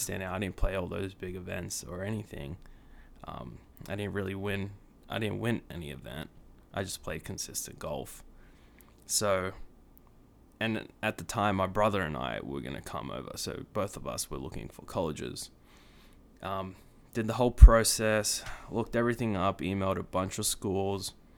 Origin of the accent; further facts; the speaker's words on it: Sydney, New South Wales, Australia; moved away as an adult; also born or lived in Kansas; now in United States; born and raised in Sydney, Australia for eighteen years of my life